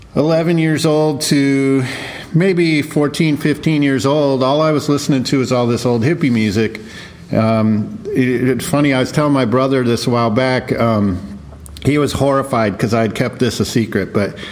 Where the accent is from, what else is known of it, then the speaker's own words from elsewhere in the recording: South Texas, United States; I grew up in South Texas